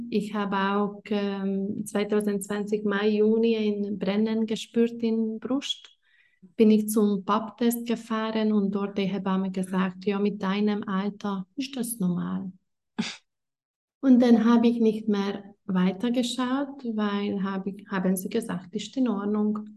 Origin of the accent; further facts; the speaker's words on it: Hungary; moved away as an adult; now in Italy; ich war 19 oder 20 und ich komme ursprünglich aus Ungarn